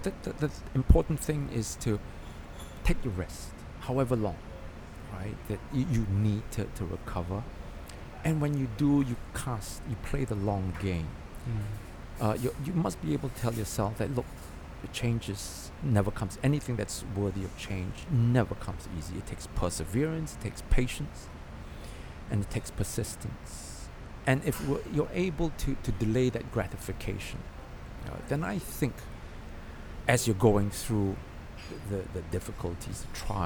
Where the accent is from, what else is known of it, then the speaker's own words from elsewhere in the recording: Singapore; we are Singaporeans. We were born and bred in Singapore.